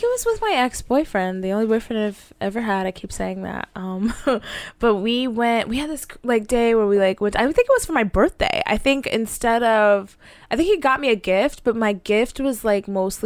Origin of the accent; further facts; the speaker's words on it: Dallas, Texas, United States; I'm a bird from Dallas